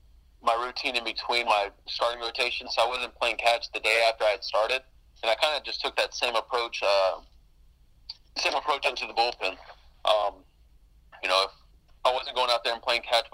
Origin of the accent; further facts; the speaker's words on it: Alvin, Texas, United States; growing up in Alvin